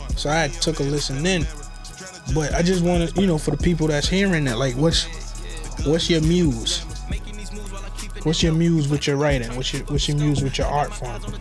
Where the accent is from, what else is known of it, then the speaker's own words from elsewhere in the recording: Barbados; moved away; I came from Barbados